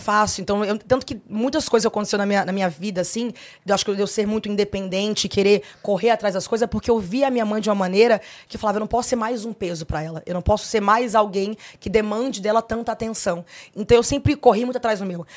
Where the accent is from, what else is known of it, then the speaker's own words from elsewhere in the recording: Brasília, Federal District, Brazil; Sou filha única, sou de Brasília, nasci em Brasília.